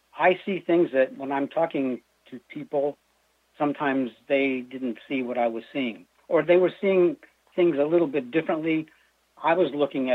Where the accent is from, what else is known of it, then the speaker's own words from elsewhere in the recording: Erie, Pennsylvania, United States; moved away as an adult; also born or lived in Guam; I was born in Erie, Pennsylvania. And, you know, lived there most of my early life